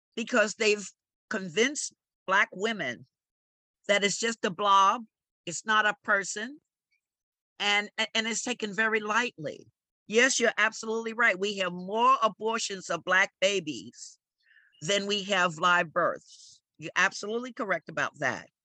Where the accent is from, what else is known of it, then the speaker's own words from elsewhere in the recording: New York City, New York, United States; also born or lived in the Bronx; I was born in the Bronx, but I was raised at 1831 Amsterdam Avenue, right in the heart of Harlem